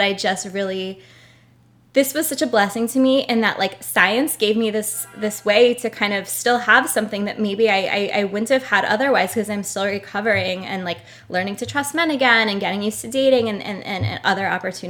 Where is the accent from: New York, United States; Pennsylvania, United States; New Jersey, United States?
New York, United States; Brooklyn; Oh, I grew up in Brooklyn as well.